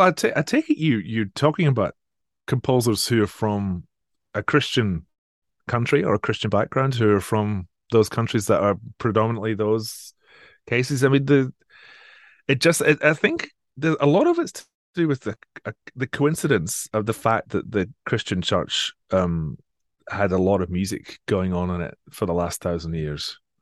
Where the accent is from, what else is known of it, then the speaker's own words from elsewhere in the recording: Edinburgh area, Scotland, United Kingdom; moved away as an adult; also born or lived in Manchester; now in Sydney, Australia; I'm from the Edinburgh area originally.